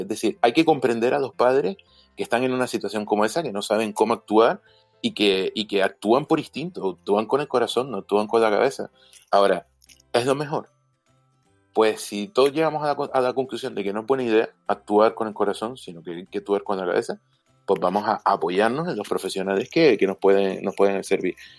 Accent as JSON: {"language": "Spanish", "region": "Canary Islands", "country": "Spain", "said": "soy canario"}